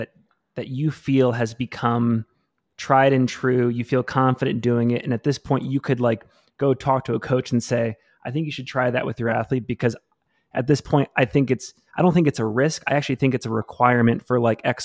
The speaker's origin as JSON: {"language": "English", "area": "Maine, New Hampshire area", "region": "New England", "country": "United States", "tie": "born or raised there", "said": "I'm originally from New England. I grew up in the Maine, New Hampshire area."}